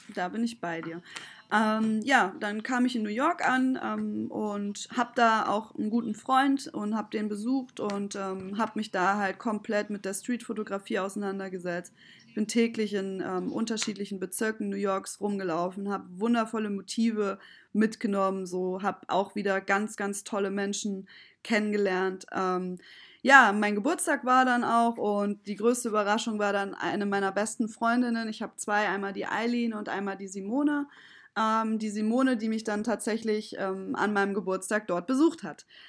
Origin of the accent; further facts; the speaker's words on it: Kassel, Hesse, Germany; moved away as an adult; now in Düsseldorf, Germany; bin aber als kleines Kind mit vier Jahren zwischen äh, weggezogen nach Kassel ähm, mit meiner Mutter und bin dort aufgewachsen.